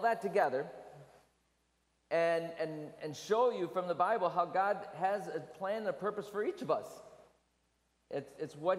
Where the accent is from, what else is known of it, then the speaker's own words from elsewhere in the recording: Michigan, United States; I was raised in Michigan, so we had a lot of snow